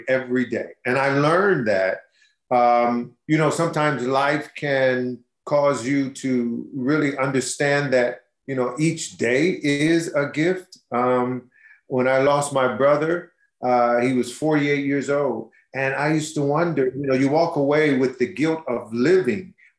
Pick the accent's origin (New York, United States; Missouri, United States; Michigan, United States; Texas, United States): Michigan, United States; Detroit; you can't help but know Motown if you're born and raised in Detroit